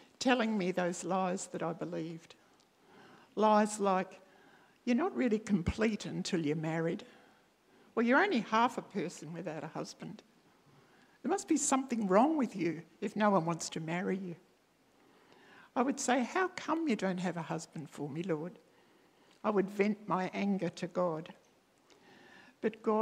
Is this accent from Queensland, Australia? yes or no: no; country Victoria, Australia; now in Adelaide, Australia; I was free to leave my life here in Adelaide and return to my hometown in country Victoria